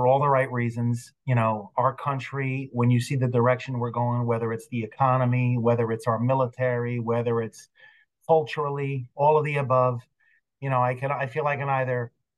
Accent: East Rutherford, New Jersey, United States; I grew up in East Rutherford

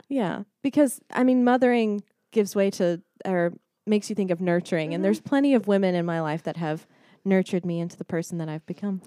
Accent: Mansfield, Texas, United States; moved away as an adult; grew up in Dallas, Texas, or around Dallas, mm-hmm. Texas. It's a place called Mansfield.

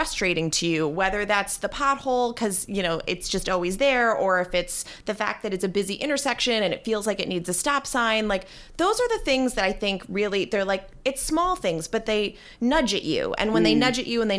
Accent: 10 minutes from Boston College, Massachusetts, United States; moved away as an adult; also born or lived in Washington, D.C.; now in Hoboken, United States; it was only 10 minutes up the road from where I grew up.

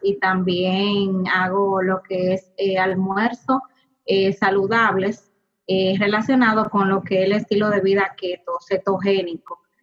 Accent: Puerto Plata, Dominican Republic; soy desde Puerto Plata

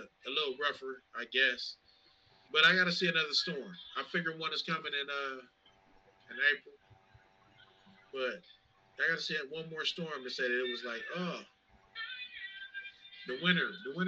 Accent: Cleveland, Ohio, United States; I'm from Cleveland

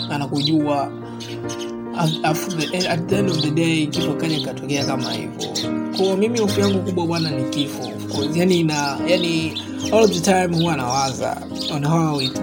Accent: Dodoma, Tanzania; natokea Dodoma.

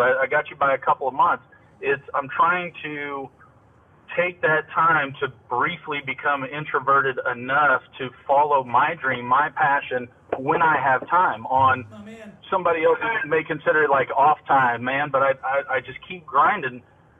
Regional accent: Austin, Texas, United States; Austin, Texas.

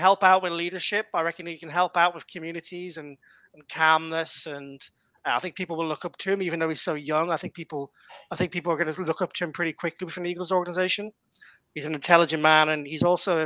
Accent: Ireland; I'm Irish

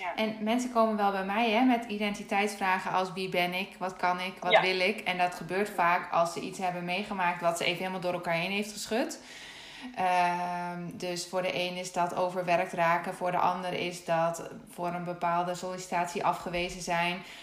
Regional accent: Netherlands; ik weet alleen hoe het is om, om Nederlandse te zijn

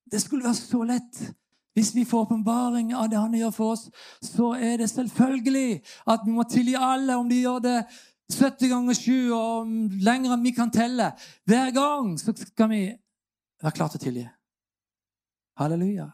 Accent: Sørlandet, Norway; Jeg kommer som sørlending

